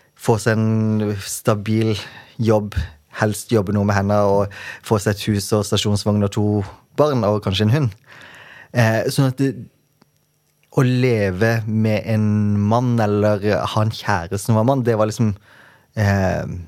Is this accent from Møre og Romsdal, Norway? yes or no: no; Kristiansand, Agder, Norway; jeg kommer fra Flekkerøy, som er ei lita øy utenfor Kristiansand.